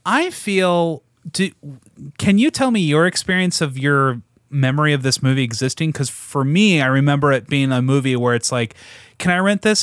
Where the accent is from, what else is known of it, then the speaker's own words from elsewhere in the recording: Portland, United States; we're from Portland